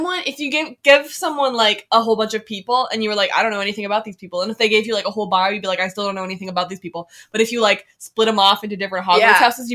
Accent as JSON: {"language": "English", "town": "Red Deer", "region": "Alberta", "country": "Canada", "said": "I'm from Red Deer, Alberta."}